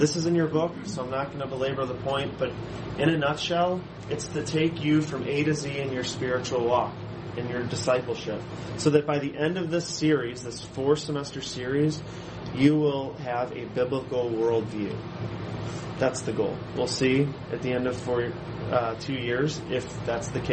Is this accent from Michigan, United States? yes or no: yes; Allen Park, Michigan, United States; also born or lived in Clearwater, Florida; I grew up here in Downriver, so I'm a Downriver boy. I grew up in Allen Park